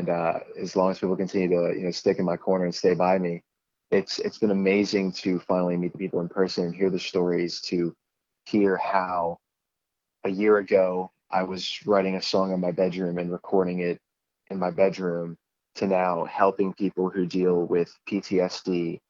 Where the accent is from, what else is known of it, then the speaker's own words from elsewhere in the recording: Pennsylvania, United States; I was a kid who grew up in a Christian home, and All I knew was, going to church on Sundays, and I lived quite a simple life.